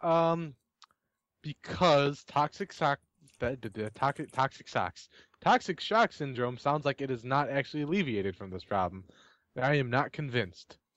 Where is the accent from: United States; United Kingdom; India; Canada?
United States; I'm an American